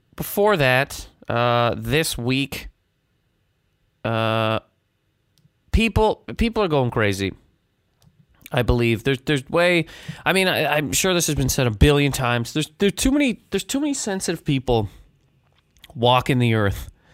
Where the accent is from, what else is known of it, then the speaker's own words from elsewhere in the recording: Halifax, Nova Scotia, Canada; now in New York City, United States; I'm in Halifax, Nova Scotia. My hometown